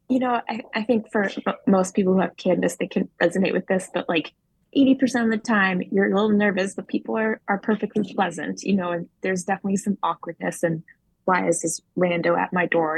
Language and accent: English; Maine, United States; in 2018, I ran for my hometown district 88.